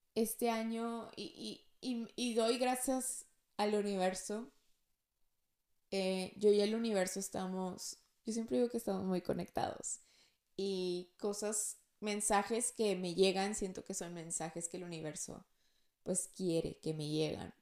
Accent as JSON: {"language": "Spanish", "town": "Monterrey", "region": "Nuevo León", "country": "Mexico", "said": "yo soy de Monterrey"}